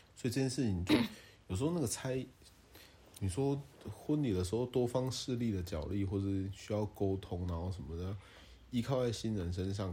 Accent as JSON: {"language": "Chinese", "country": "Taiwan", "said": "我们台湾人就是谐音梗跟街歌啊"}